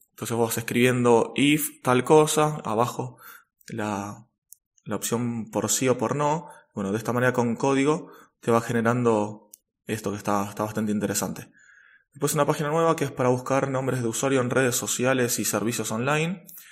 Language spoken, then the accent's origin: Spanish; Argentina; en mi país, en Argentina